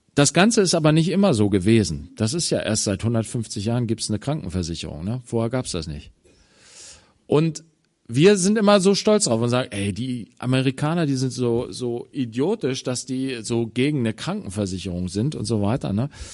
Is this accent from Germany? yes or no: yes; Germany; als Deutsche